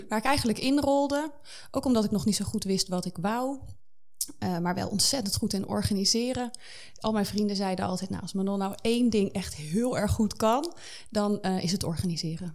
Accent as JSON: {"language": "Dutch", "town": "Zeewolde", "region": "Flevoland", "country": "Netherlands", "tie": "born or raised there", "moved": "as an adult", "said": "Ik ben eh, opgegroeid in een heel klein dorpje in Zeewolde"}